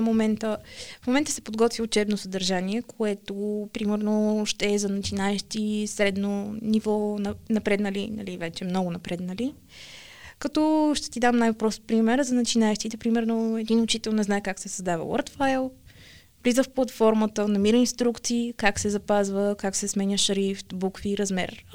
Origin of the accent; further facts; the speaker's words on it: Sofia, Sofia City, Bulgaria; от София съм